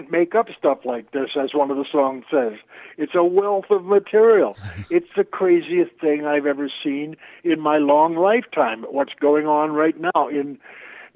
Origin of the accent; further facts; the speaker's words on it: Toronto, Ontario, Canada; also born or lived in New York; now in Toronto, Canada; moved back to my hometown of Toronto